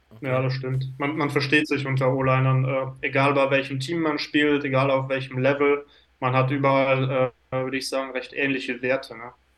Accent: Switzerland; moved away as an adult; also born or lived in Lausanne; now in Finland; Bin, äh, geboren in der Schweiz, aber bin auch Deutscher vom Pass her

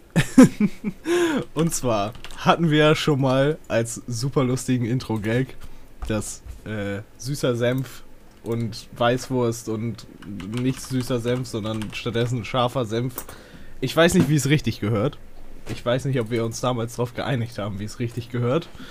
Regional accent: Northern Germany, Germany; ich komme ja aus Norddeutschland hier

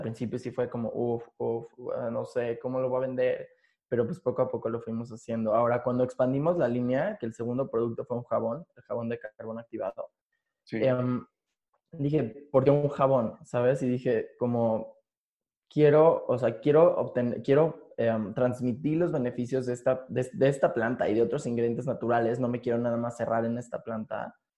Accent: Mexico City, Mexico; yo soy de aquí, de la Ciudad de México, sí. así aquí he vivido aquí casi toda mi vida

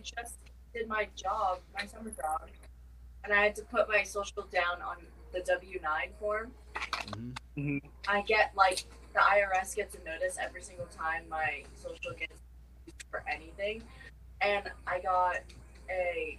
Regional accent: United States; I'm 100% Vietnamese, but I was born in America.

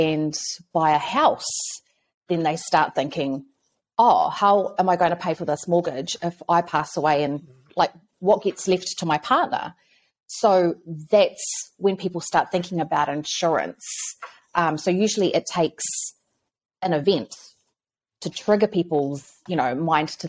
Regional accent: Auckland, New Zealand; I grew up in South Auckland. I was a Māngere, like, you know, born and raised

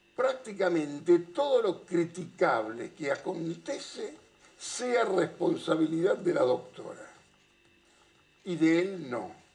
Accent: Avellaneda, Buenos Aires Province, Argentina; Yo soy de Avellaneda

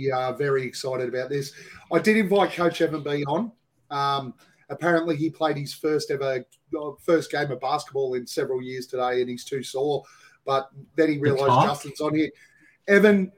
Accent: Australia; We're Australian.

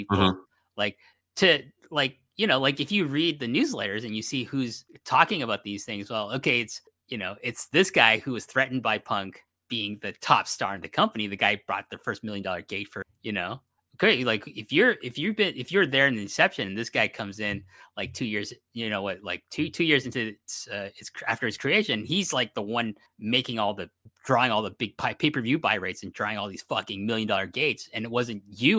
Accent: Canada; I'm from Canada

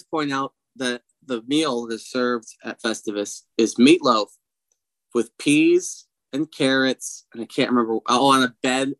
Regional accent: Philadelphia, Pennsylvania, United States; They're from Philadelphia and I'm from Philadelphia.

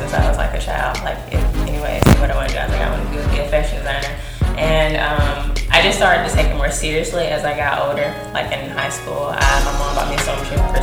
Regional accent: Tuskegee, Alabama, United States; accent: country; also born or lived in Tennessee; I'm from Tuskegee, Alabama, and like I'm an upcoming fashion designer

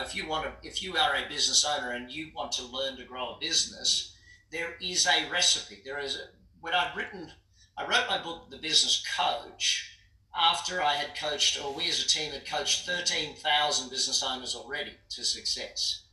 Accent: Brisbane, Queensland, Australia; moved away as an adult; now in United States; I grew up in Brisbane.

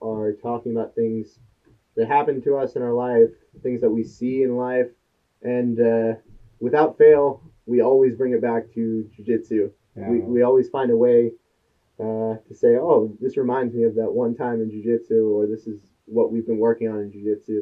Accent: Florida, United States; I was a kid in high school, growing up in Florida

